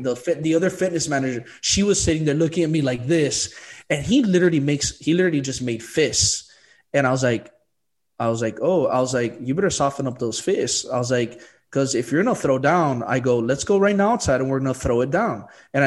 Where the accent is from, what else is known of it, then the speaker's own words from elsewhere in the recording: Miami, Florida, United States; I'm still from Miami